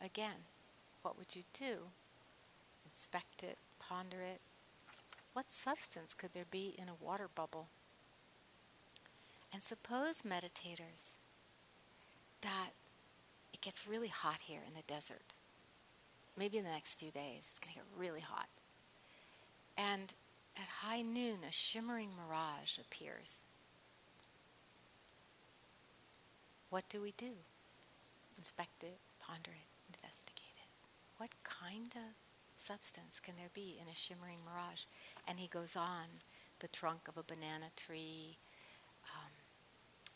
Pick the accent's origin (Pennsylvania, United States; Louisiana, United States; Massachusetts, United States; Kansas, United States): Massachusetts, United States; Cambridge; moved away as an adult; now in California, United States; I come from Cambridge, where I was born and lived almost 30 years of my adult life.